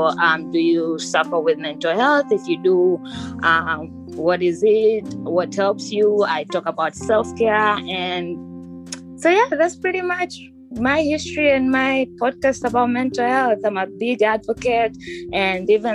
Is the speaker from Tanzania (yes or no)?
yes; Tanzania; moved away; I'm technically from Tanzania